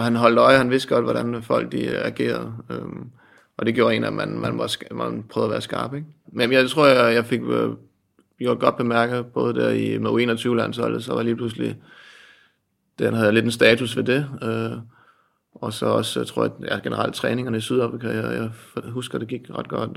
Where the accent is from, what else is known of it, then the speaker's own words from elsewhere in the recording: Asnæs, Zealand, Denmark; also born or lived in Holbæk; Jeg var en dreng ude for landet, øh, ude på Langtønskids marked, kan man sige. Øh, kom fra en lille bit klub op i Odsad, øh, udkants Danmark, noget der hedder Asnes